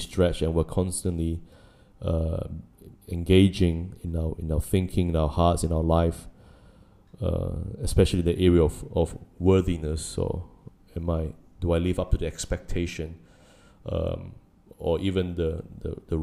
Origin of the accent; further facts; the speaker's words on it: New Zealand; now in Singapore; I grew up in New Zealand